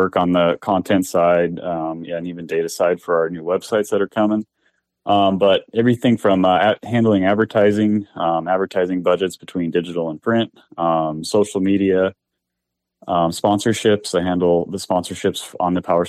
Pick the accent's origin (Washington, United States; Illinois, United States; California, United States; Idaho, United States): California, United States; Southern; I was born and raised in SoCal here.